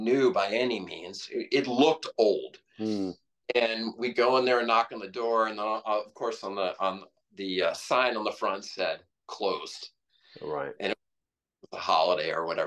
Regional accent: Washington, District of Columbia, United States; moved away; I grew up in Washington, D.C.

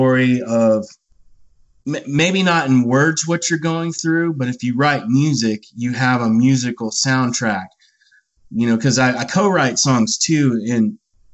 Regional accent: Bandera, Texas, United States; I was a little kid, and I grew up in Bandera, Texas

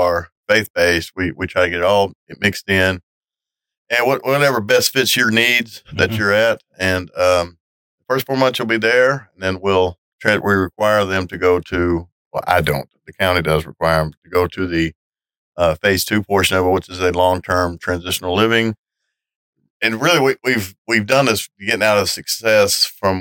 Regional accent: Gravel Ridge, Arkansas, United States; also born or lived in Cabot, Arkansas; I'm from Gravel Ridge, Arkansas

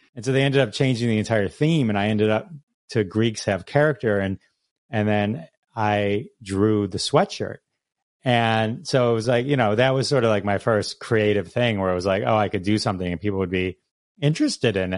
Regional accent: Farmington Hills, Michigan, United States; I grew up, uh, Farmington Hills. It's a suburb of Detroit

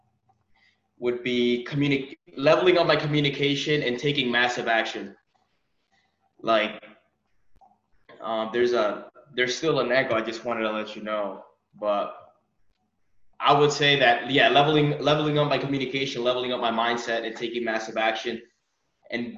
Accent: United States; I'm from New York

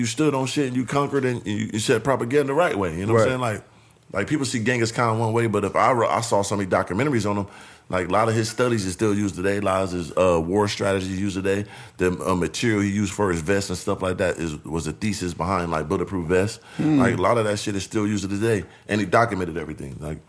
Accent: San Diego, California, United States; I'm from Southeast San Diego, man.

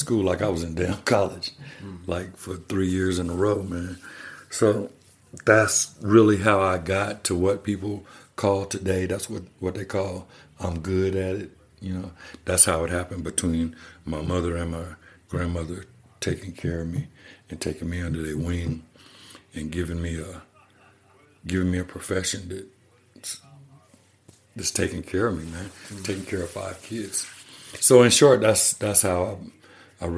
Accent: Kansas, United States; also born or lived in Texas / Colorado Springs, Colorado; now in Colorado, United States; I'm from Kansas

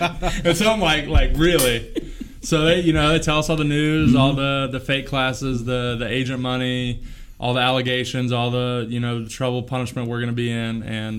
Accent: Indiana, United States; moved away; also born or lived in Florida / North Carolina; Grew up in Indiana. Moved from Florida. I was born in Florida, moved to Indiana when I was two. So I'm technically from Florida because that's my point of origin. But I moved to Indiana, grew up there, raised there.

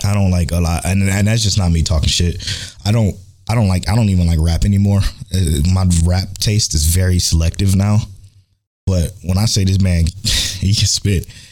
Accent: Cleveland, Ohio, United States; I'm from Cleveland

